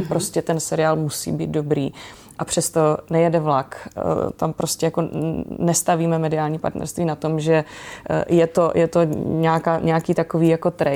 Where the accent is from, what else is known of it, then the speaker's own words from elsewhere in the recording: Brno, South Moravian Region, Czechia; Ano, já jsem z Brna